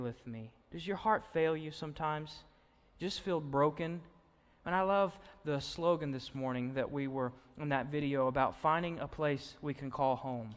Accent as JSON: {"language": "English", "town": "Austin", "region": "Arkansas", "country": "United States", "tie": "born or raised there", "said": "I grew up in Austin, Arkansas, just, you know, a few miles north up the road and past Cabot."}